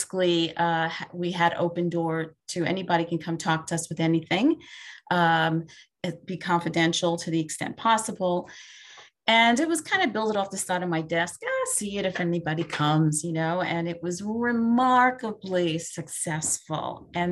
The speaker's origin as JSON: {"language": "English", "town": "New York City", "region": "New York", "country": "United States", "tie": "born or raised there", "also_born_or_lived": "Binghamton, New York", "said": "Born and raised in Brooklyn, New York, still here by choice."}